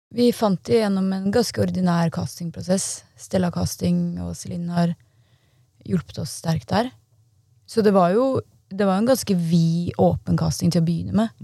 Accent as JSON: {"language": "Norwegian", "region": "Oslo", "country": "Norway", "also_born_or_lived": "Copenhagen", "said": "jeg kommer fra Oslo"}